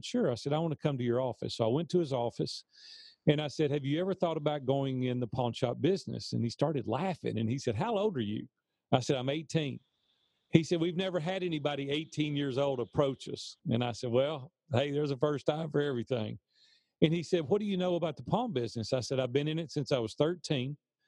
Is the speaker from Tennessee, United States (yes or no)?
yes; Nashville, Tennessee, United States; I'm from Nashville, Tennessee, and native Nashvillian